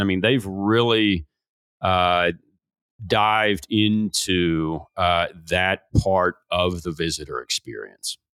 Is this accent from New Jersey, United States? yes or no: no; Bardstown, Kentucky, United States; This is in my hometown